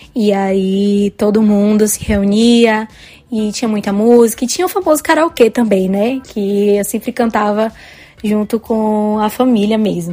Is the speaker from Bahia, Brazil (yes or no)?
yes; Bahia, Brazil; eu sou da Bahia, moro em Salvador